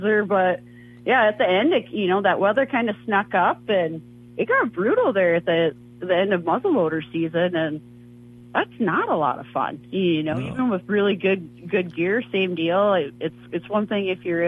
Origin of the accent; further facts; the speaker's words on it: North Dakota, United States; moved away; I grew up in North Dakota